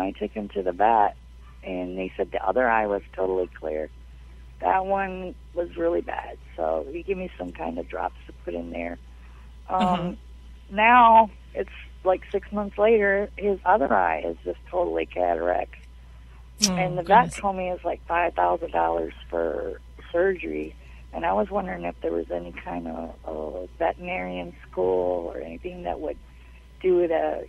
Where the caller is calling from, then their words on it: Bayport, Michigan, United States; Bayport, Michigan.